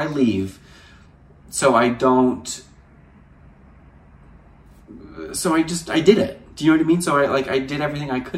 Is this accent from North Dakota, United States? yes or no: no; New Jersey, United States; moved away as an adult; also born or lived in Hamptons, New York; now in Los Angeles, United States; I'm from New Jersey and we don't pump our gas in New Jersey